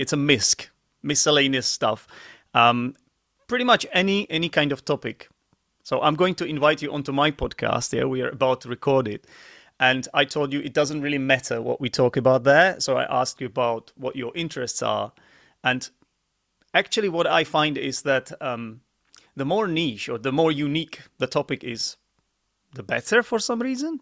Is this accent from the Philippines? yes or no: no; Czechia; English is a second language; also born or lived in United Kingdom; I'm from the Czech Republic, and I am an English teacher like yourself